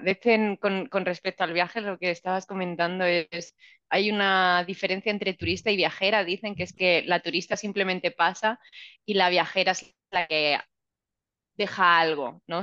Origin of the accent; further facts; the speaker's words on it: Region of Murcia, Spain; also born or lived in France; soy de Murcia